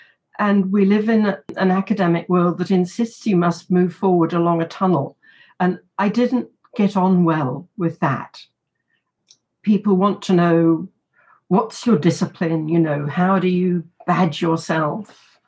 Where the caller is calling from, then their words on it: Canberra, Australian Capital Territory, Australia; I'm speaking from Ngunnawal land in a beautiful spring morning in Canberra, and the blossoms are out.